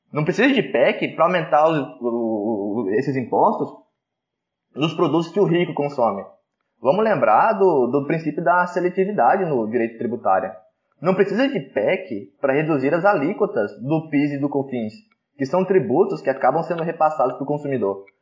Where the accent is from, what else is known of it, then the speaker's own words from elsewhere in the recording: Brazil; A gente é brasileiro